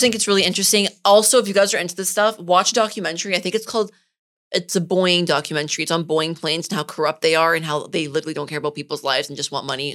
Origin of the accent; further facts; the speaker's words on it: Richmond Hill, Ontario, Canada; also born or lived in Toronto; I'm from Richmond Hill